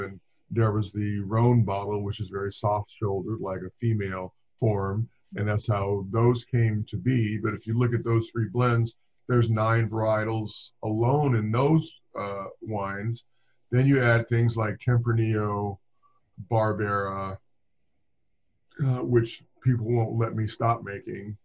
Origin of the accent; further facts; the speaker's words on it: Inglewood, California, United States; moved away as an adult; now in Livermore, United States; I grew up in Inglewood, California. I've lived in Southern I lived in Southern California for over 40 years.